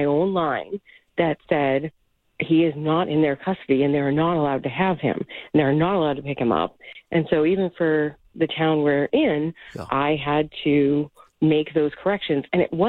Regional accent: Medford, Massachusetts, United States; moved away as an adult; now in Tewksbury, United States; We grew up in Medford.

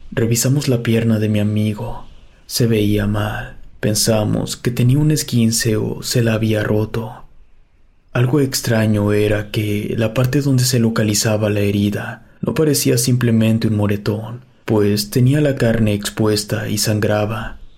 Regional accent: Tesistán, Jalisco, Mexico; somos originarios de Tezistán, Jalisco, y nuestras rodadas siempre eran cercanas a esa zona.

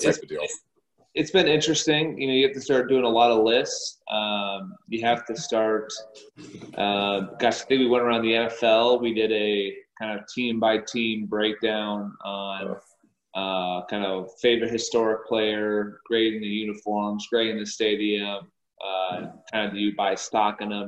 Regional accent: Minnesota, United States; Growing up in Minnesota, so I automatically just assumed if I could play college football, I'd go there

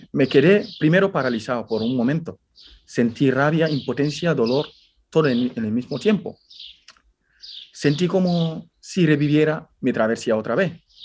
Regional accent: Guinea; moved away as an adult; now in Spain; yo soy de Guinea Conakry

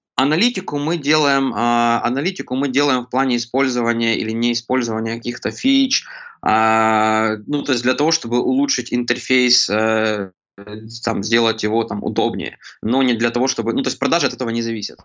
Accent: Kremenchuk, Poltava Oblast, Ukraine; я родом из Кременчуга, Полтавской области

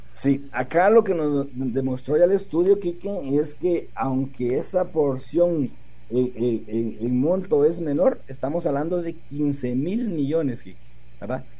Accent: Guatemala; nosotros mismos como guatemaltecos

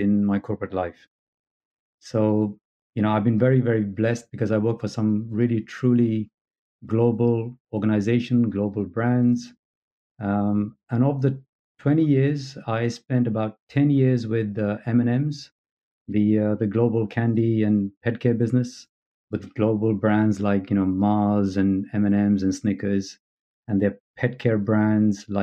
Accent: London, United Kingdom; moved away as an adult; also born or lived in New Delhi, India; now in California, United States; So I've grown up in London from the age of three. I'm British by national and now living in California.

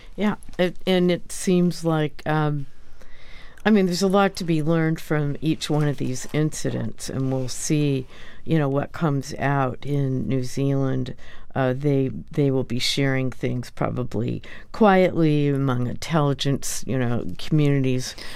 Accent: United States; as an American

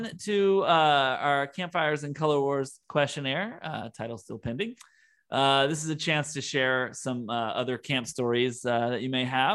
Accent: Mississippi, United States; I grew up in Mississippi

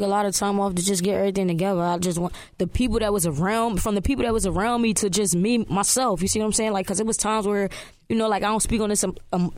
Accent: Philadelphia, Pennsylvania, United States; I came up young in my city, man. I'm from Philly

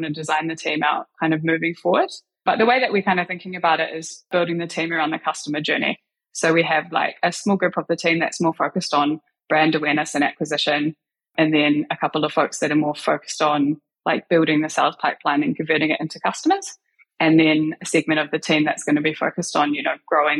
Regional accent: New Zealand; I grew up in New Zealand

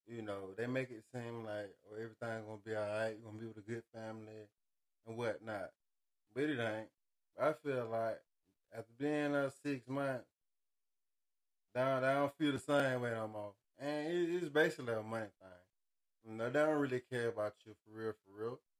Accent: Montgomery, Alabama, United States; moved away; I say I'm from Montgomery.

